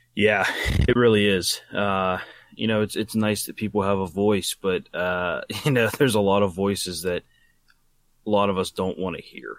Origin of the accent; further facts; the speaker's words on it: Wheeling, West Virginia, United States; they came to my hometown, Wheeling, West Virginia